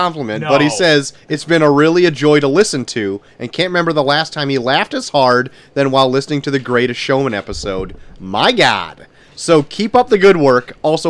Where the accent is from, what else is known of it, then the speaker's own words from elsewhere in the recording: McHenry, Illinois, United States; I actually, get ready for this, was somewhat of a paper boy in my hometown of McHenry, Illinois